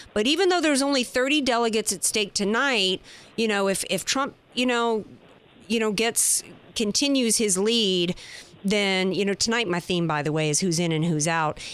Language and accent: English; the Bible Belt, United States; I grew up in the Bible Belt